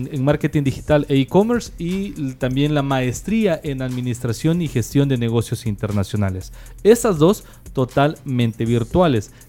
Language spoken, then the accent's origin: Spanish; El Salvador; nosotros como salvadoreños, ¿verdad?